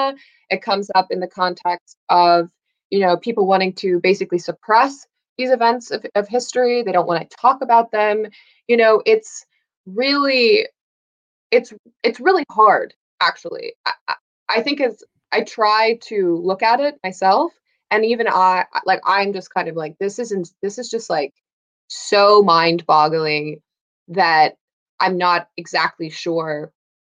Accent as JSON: {"language": "English", "country": "United States", "said": "As an American"}